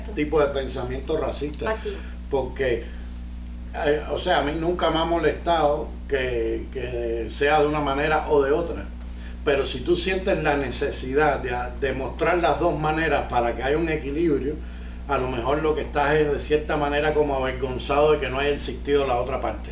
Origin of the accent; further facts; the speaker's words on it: Cuba; now in Miami, United States; soy comediante, cubano, vivo en Miami